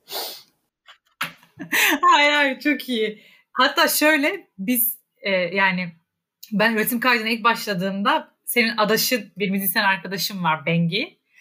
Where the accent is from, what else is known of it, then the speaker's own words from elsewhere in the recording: Rize Province, Turkey; moved away; ben yani Rize'deyken e, aslında dediğin gibi hani o mesela Laz müziği, Lazca müzikler, Lazca eski türküler hani böyle e, hep hayatım içinde olan